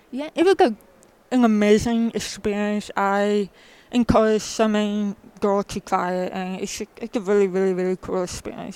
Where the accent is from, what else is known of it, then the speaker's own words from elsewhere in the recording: New Jersey, United States; I'm originally from New Jersey